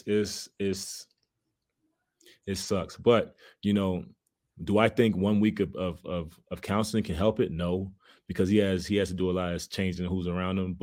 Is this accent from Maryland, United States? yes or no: yes; Baltimore, Maryland, United States; moved away as an adult; also born or lived in Memphis, Tennessee; we come from a city, we come from Baltimore